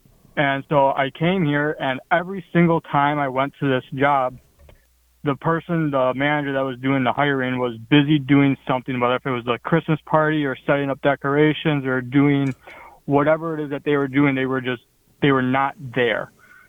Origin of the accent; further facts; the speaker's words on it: Midwest, United States; moved away as an adult; also born or lived in Wisconsin; now in Huntsville, United States; as you can tell from my accent, I'm not from the South. I'm from the Midwest, and I didn't want to live in my car in Wisconsin during the winter time. So I came to the South